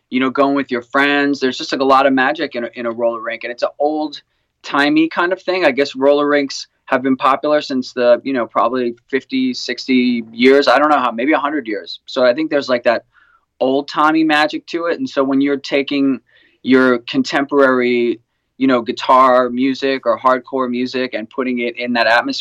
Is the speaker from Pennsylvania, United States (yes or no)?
no; New York, United States; I'm a guy from New York